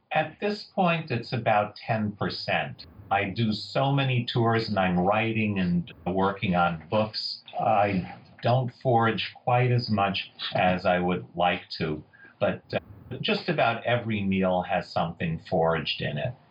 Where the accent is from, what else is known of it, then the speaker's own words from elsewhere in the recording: New York City, New York, United States; I grew up in Queens in New York City.